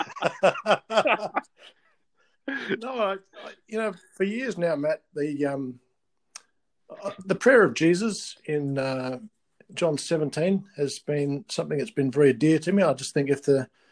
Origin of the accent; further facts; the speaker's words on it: Adelaide, South Australia, Australia; moved away as an adult; now in Perth, Australia; I began life in Adelaide, which is South Australia